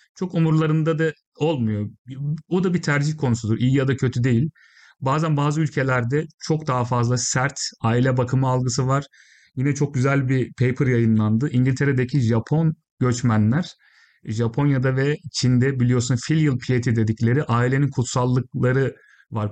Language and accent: Turkish; Isparta, Turkey; moved away as an adult; now in United Kingdom; Ben Ispartalıyım